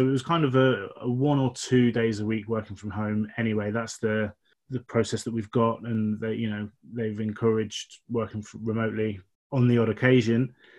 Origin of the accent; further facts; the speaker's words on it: Isle of Wight, South East England, United Kingdom; accent: southern; moved away as an adult; now in Derby, United Kingdom; I am actually born and bred on the Isle of Wight, 20 years. I moved to Derby 16 years ago.